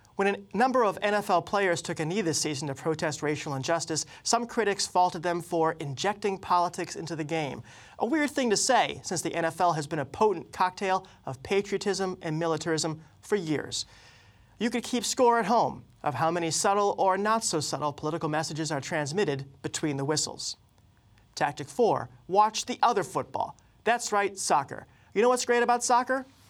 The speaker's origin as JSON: {"language": "English", "region": "New England", "country": "United States", "tie": "born or raised there", "also_born_or_lived": "Boston", "said": "I was born in Boston and reared elsewhere in New England"}